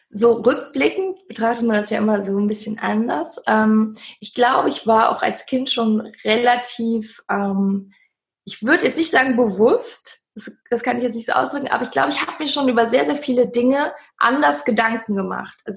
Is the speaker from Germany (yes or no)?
yes; Cologne, North Rhine-Westphalia, Germany; ich komme aus Köln.